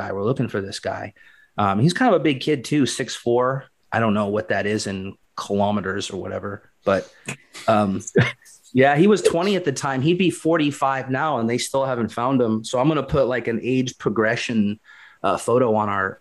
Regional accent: Portland, Oregon, United States; moved away; I'm from Portland originally

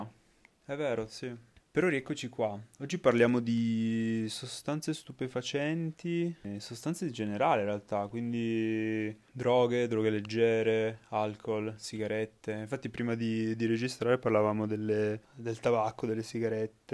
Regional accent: Piedmont, Italy; noi da piemontesi

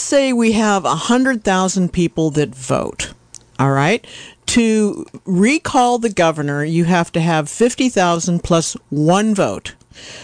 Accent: Yorkville, California, United States; I'm from Yorkville

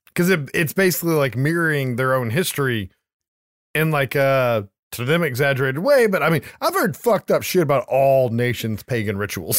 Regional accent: United States; as an American

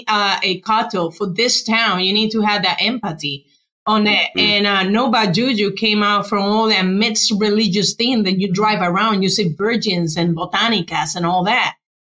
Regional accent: Puerto Rico; English is a second language; moved away as an adult; now in Tampa, United States; I'm from Puerto Rico, and I am from the West Side. And back in time, I'm over 40, you know, so I've been around for a while.

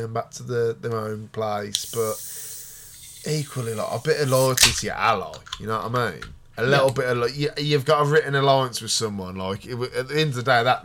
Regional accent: England, United Kingdom; as an Englishman

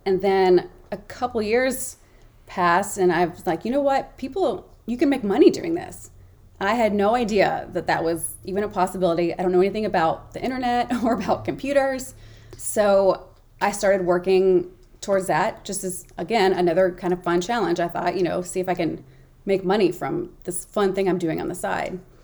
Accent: Memphis, Tennessee, United States; born or raised there; moved away

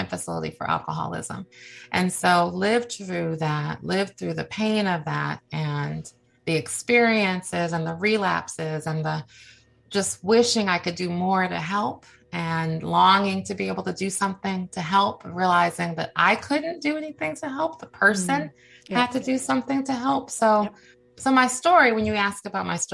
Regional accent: Cleveland, Ohio, United States; now in Washington, D.C., United States; I live in the Washington, D.C. area. I was raised in Cleveland, Ohio

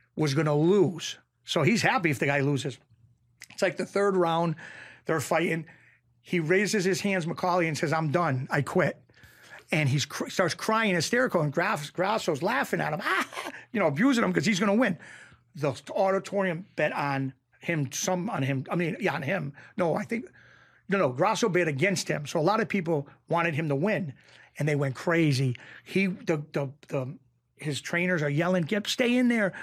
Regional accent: Springfield, Massachusetts, United States; I grew up in Springfield, Massachusetts

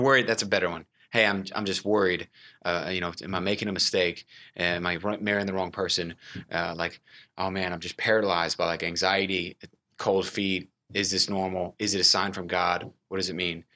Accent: Houston, Texas, United States; now in Dallas, United States; I, uh, was raised in Houston, Texas

